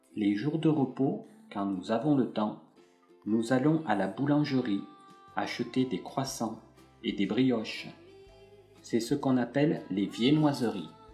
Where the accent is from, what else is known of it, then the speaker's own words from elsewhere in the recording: France; je suis français